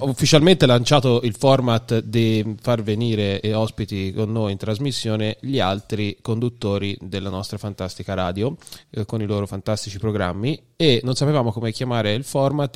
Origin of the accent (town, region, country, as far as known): Viareggio, Tuscany, Italy; born or raised there